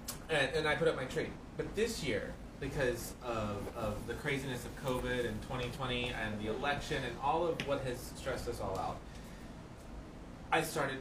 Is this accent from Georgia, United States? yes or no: yes; Atlanta, Georgia, United States; I'm from Atlanta, multiple decades